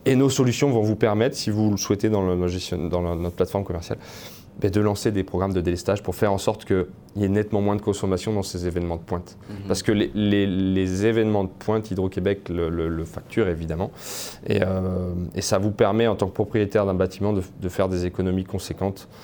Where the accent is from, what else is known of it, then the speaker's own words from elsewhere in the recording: France; now in Canada; je suis français et pas canadien